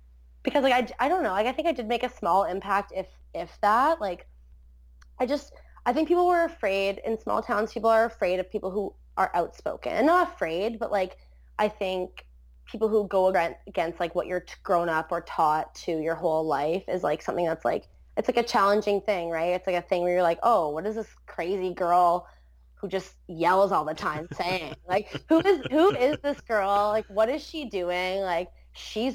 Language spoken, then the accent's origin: English; Port Colborne, Ontario, Canada; also born or lived in Wainfleet; I grew up in Port Colborne, then I moved to like Waynefleet in high school.